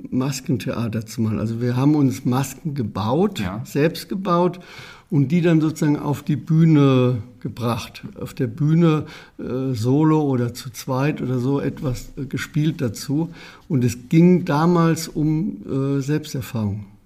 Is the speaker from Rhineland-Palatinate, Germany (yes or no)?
yes; Herdorf, Rhineland-Palatinate, Germany; born there; In, einem Klein, in einer Kleinstadt, Herdorf heißt sie, und liegt am Rande, am nordöstlichen Rande des Westerwaldes